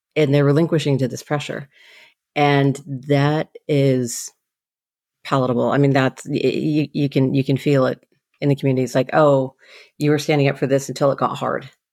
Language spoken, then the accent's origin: English; Seattle, Washington, United States; I grew up in the Seattle area